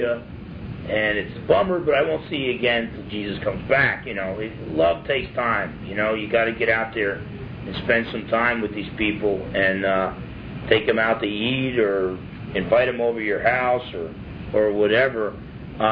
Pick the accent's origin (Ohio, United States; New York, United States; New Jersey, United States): New Jersey, United States; I was from Jersey